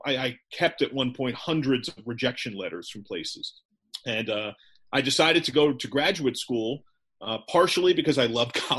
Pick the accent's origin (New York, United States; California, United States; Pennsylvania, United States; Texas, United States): New York, United States; I grew up in the New York metro area. I love the NFL.